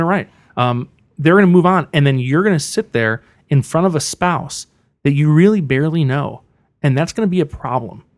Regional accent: Buffalo, New York, United States; moved away as an adult; also born or lived in Missouri; now in Riverside, United States; I grew up with a single mom in Buffalo, New York.

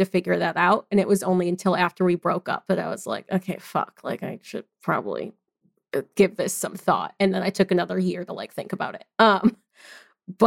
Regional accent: Michigan, United States; moved away as an adult; now in Baton Rouge, United States; I'm also from Michigan, and I recently moved down to Baton Rouge, Louisiana with my partner

